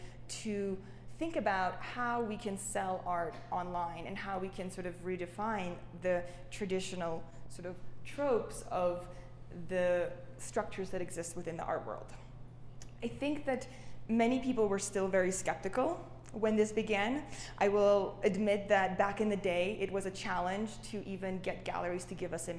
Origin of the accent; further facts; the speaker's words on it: Saint Petersburg, Russia; also born or lived in Canada; now in New York, United States; I grew up in Russia, St. Petersburg, amongst the halls of Matisse's and Picasso's